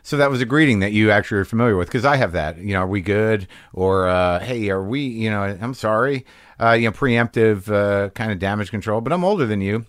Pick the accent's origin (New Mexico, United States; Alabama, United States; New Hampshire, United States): New Mexico, United States; I grew up in New Mexico